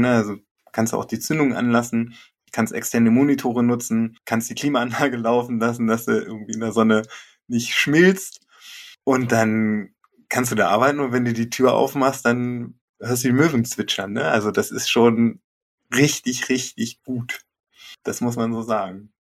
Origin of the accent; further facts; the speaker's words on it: Germany; now in Porta Westfalica, Germany; Gebürtig komme ich aus dem Harz